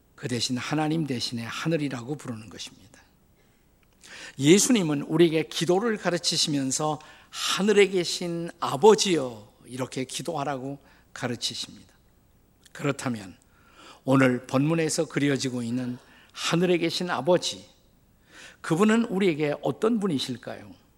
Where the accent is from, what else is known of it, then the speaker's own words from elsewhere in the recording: Suwon, Gyeonggi Province, South Korea; moved away as an adult; also born or lived in Seoul / Washington, D.C. area, United States / Bundang/Suji; 저의 고향은 수원입니다.